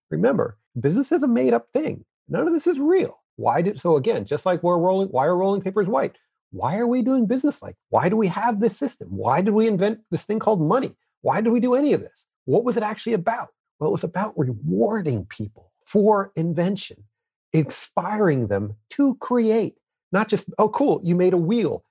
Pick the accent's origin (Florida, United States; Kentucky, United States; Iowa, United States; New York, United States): New York, United States; me growing up in New York